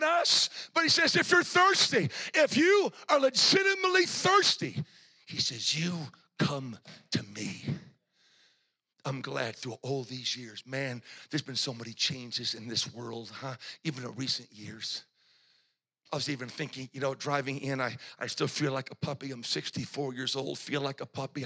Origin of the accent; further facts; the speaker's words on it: New England, United States; I'm from New England